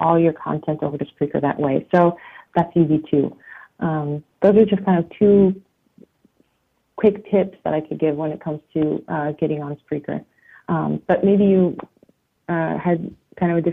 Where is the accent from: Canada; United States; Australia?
United States; outside of New York; moved away as an adult; also born or lived in Italy; now in Berlin, Germany; I grew up outside of New York